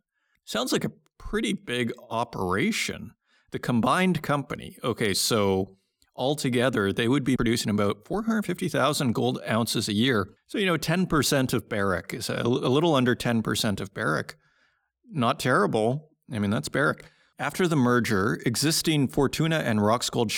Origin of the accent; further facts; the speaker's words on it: Saskatoon, Saskatchewan, Canada; I'm from Saskatoon, Saskatchewan